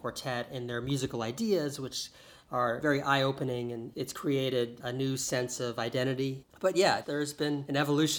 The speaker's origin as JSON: {"language": "English", "town": "Macomb", "region": "Illinois", "country": "United States", "tie": "born or raised there", "also_born_or_lived": "Chicago, Illinois", "moved": "yes", "said": "I grew up near Chicago in a town called Macomb, Illinois. My parents live here, so there's strong connections with the city of Chicago. I've always called it home."}